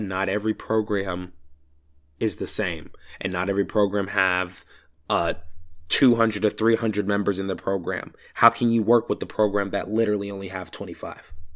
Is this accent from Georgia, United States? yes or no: yes; Georgia, United States; I'm from Georgia, so the only thing I truly know is how band works here.